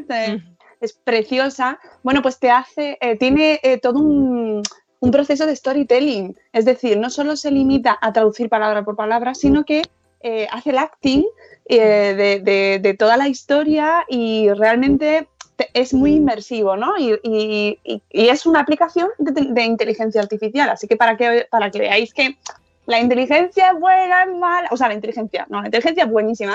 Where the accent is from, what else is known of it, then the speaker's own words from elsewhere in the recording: Guijo de Santa Bárbara, Extremadura, Spain; mi pueblo en Cáceres, Guijo de Santa Bárbara